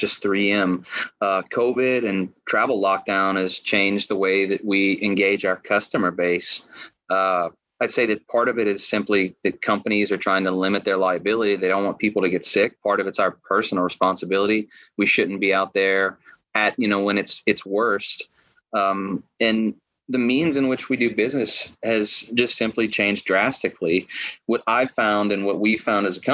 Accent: Lafayette, Louisiana, United States; moved away as an adult; now in Austin, United States; I am a Cajun kid from Lafayette, Louisiana

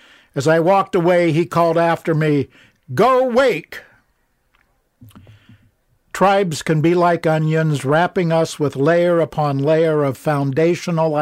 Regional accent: Ohio, United States; now in Pittsburgh, United States; I grew up in Ohio

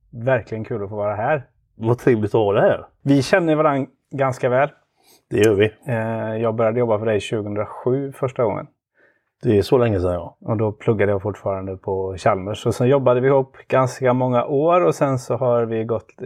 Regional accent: Partille, Västra Götaland, Sweden; född och uppvuxen i eh, Sävedalen utanför Göteborg.

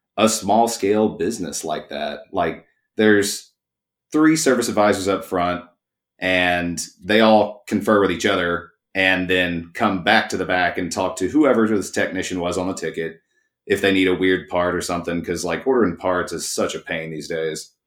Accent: East Texas, United States; also born or lived in College Station, Texas; I grew up poor in East Texas

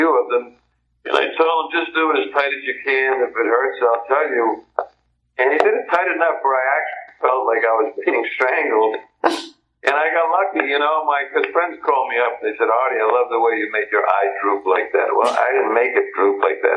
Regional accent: Providence, Rhode Island, United States; I grew up in Providence, Rhode Island, a very Italian section

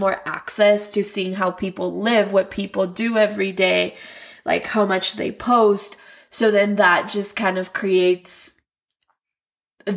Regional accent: Argentina; English is a second language; now in United States; I'm from Argentina. And I started learning English in Argentina in kindergarten.

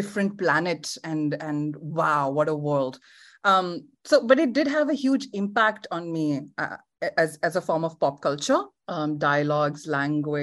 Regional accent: India; moved away as an adult; now in Melbourne, Australia; I grew up in India and I did a lot of theater

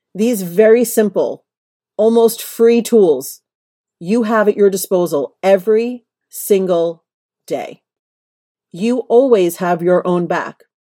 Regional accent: New York, United States; moved away as an adult; now in Los Angeles, United States; I am a New Yorker through and through. It has only been the last several years I've lived in L A.

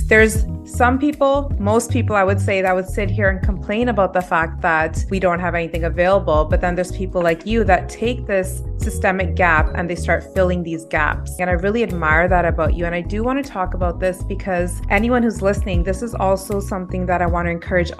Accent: Canada; also born or lived in United Kingdom; as a South Asian, as a Canadian

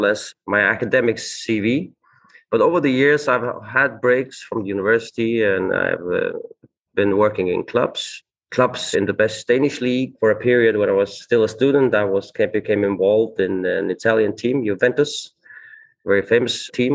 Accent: Faroe Islands; moved away as an adult; also born or lived in Copenhagen, Denmark; I grew up on the Faroe Islands, a small country in the North Atlantic Ocean

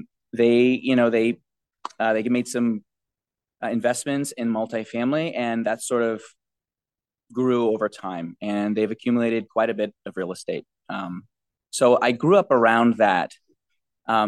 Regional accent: New York City, New York, United States; also born or lived in Brooklyn / Manhattan; I grew up in Jamaica, Queens until I was 16 years old

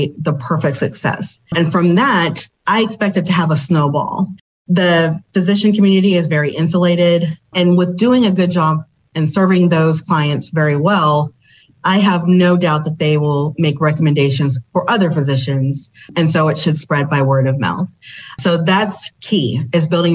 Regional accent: Memphis, Tennessee, United States; I'm actually originally from Memphis, Tennessee

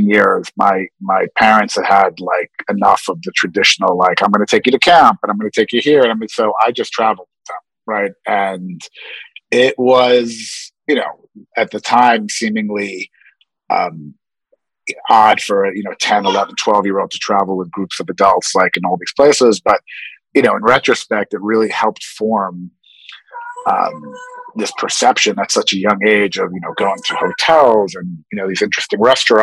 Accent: New York City, New York, United States; also born or lived in Upper East Side, New York / West Coast / London; As a child, I grew up in Queens, New York. And then in my teen years, my family moved to the Upper East Side.

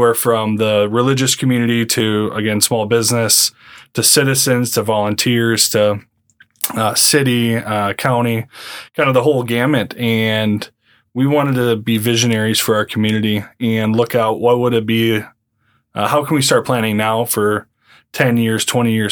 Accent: Yankton, South Dakota, United States; now in Harrisburg, United States; Being from kind of a small town in South Dakota, I grew up in Yankton

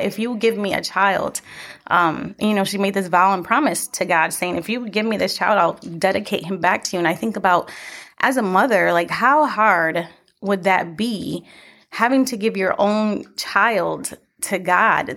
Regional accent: Buffalo, New York, United States; now in Lancaster, United States; We're actually not from here. We are from Buffalo, New York

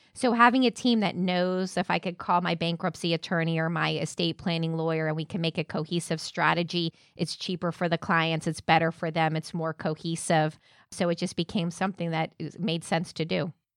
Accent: Orlando, Florida, United States; also born or lived in Jacksonville; I'm from Avalon Park on the east side of town

